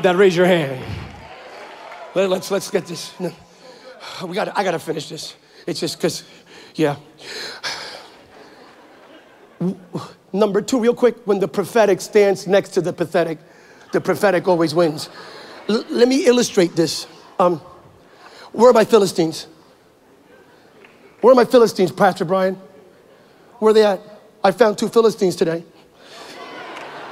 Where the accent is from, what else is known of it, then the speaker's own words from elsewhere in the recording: Pennsylvania, United States; now in California, United States; I grew up in Pennsylvania, but now I'm in California